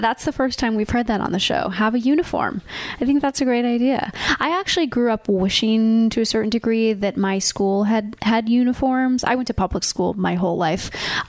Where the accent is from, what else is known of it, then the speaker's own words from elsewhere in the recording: Laguna Beach, California, United States; I grew up in Laguna. I went to UCLA.